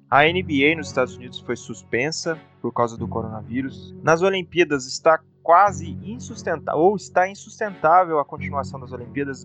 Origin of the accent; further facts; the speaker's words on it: Brazil; a gente é brasileiro, a gente adora futebol